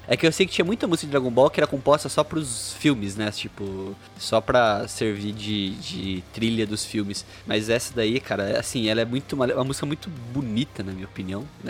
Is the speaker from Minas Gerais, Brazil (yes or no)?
no; Bauru, São Paulo, Brazil; Eu sou de Bauru